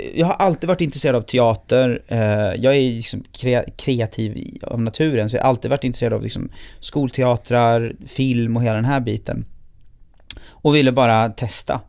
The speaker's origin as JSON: {"language": "Swedish", "town": "Gothenburg", "region": "Västra Götaland", "country": "Sweden", "tie": "born or raised there"}